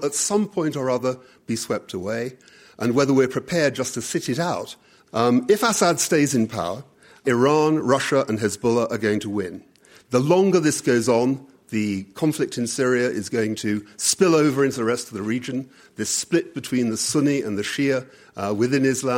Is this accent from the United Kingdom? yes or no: yes; United Kingdom; I'm a Brit